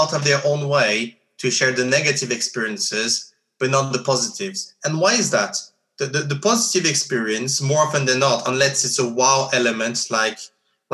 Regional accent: Geneva, Switzerland; growing up in Geneva

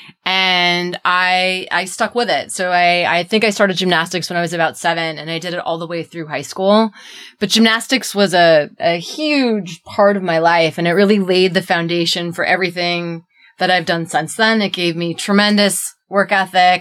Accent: Helena, Montana, United States; also born or lived in Missoula, Montana; I grew up in Montana. I grew up in Helena

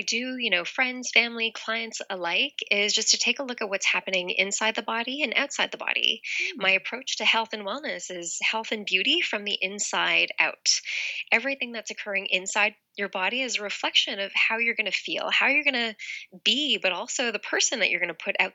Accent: Toronto, Ontario, Canada; now in Los Angeles, United States; I'm from Toronto, Canada. Originally, I live in Los Angeles now

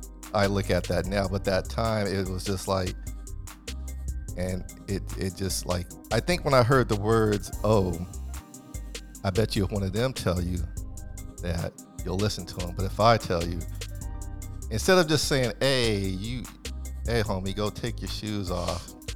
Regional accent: West Coast, United States; Because, you know, I'm from the West Coast.

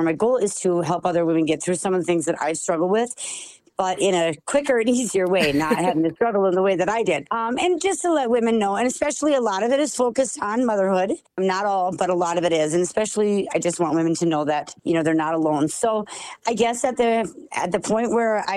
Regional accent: Sauk Centre, Minnesota, United States; I am from Sauk Center, Minnesota

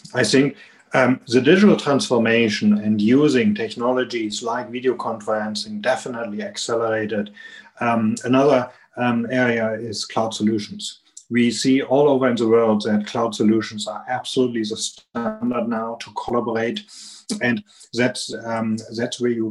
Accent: Germany; accent: strong German accent; English is a second language; also born or lived in Atlanta, Georgia; I'm here in Germany, and you can hear it from my strong accent

